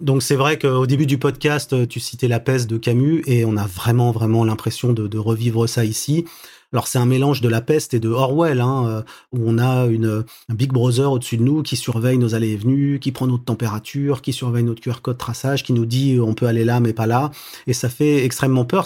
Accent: France; now in China; en tant que Français

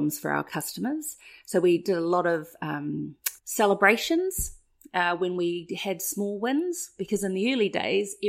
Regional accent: New Zealand; come from New Zealand, and I'm part Māori

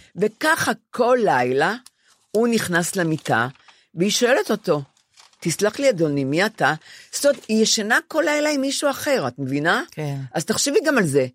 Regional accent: Ramat Gan, Tel Aviv District, Israel; now in Tel Aviv, Israel; אני יושבת על הספה בדירה שלי השכורה 17 שנה בתל אביב, ונדמה לי שהרחוב למטה זה רחוב גורי יהודה ברמת גן, איפה שגדלתי

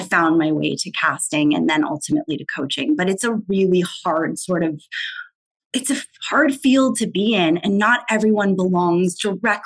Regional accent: San Diego, California, United States; moved away as an adult; also born or lived in Los Angeles; I'm from San Diego

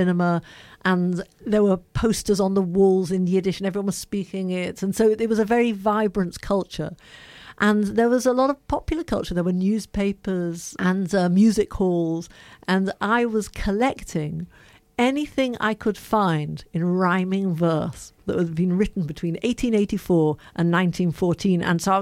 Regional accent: Liverpool, North West England, United Kingdom; now in London, United Kingdom; I'm from Liverpool.

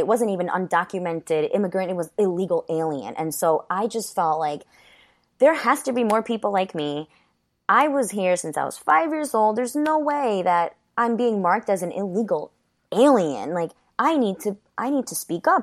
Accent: Westchester County, New York, United States; also born or lived in Ecuador; this is where I grew up, a kindergarten through college into my professional career.

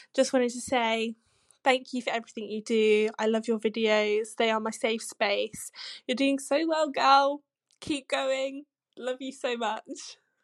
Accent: Scotland, United Kingdom; I'm from Scotland.

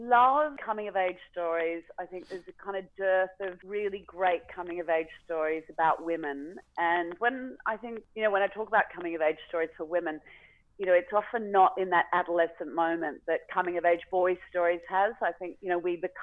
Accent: Australia; I'd brought my family back to Australia

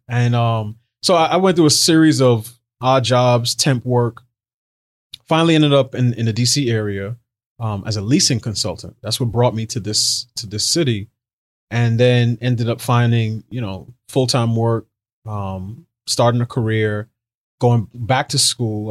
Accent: New York City, New York, United States; I grew up in New York City

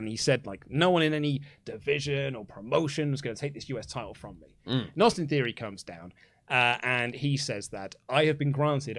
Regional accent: England, United Kingdom; because we're English

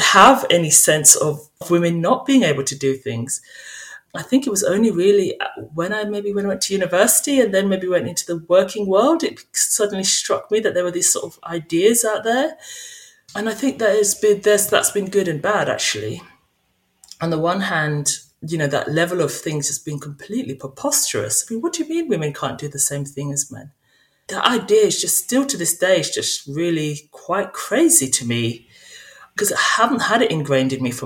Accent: St. Kitts & Nevis; now in United Kingdom; I grew up in St. Kitts, an island in the Caribbean

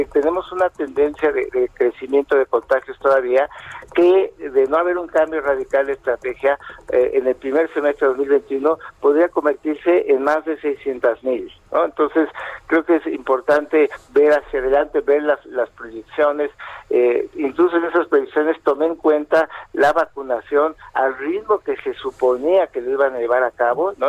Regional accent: Mexico; no somos un país que se destaque eh, por ser eh, ni muy disciplinado ni, muy previsor, ¿no? Es decir, es parte de nuestra forma de ser

